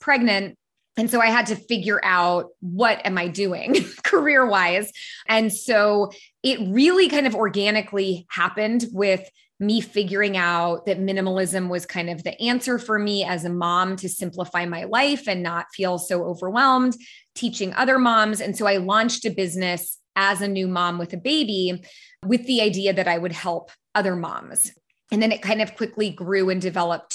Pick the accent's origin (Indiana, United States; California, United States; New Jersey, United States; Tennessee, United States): California, United States; San Francisco; I was born and raised in San Francisco. So I grew up in the Bay Area